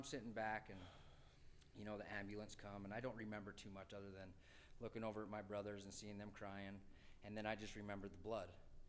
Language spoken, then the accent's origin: English; Tooele, Utah, United States; also born or lived in Salt Lake City, Utah; I grew up in a small town called Tooele.